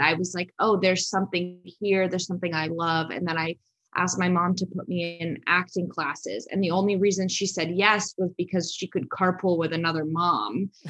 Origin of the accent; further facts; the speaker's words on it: Los Angeles, California, United States; I'm from Los Angeles, so everyone lives in LA still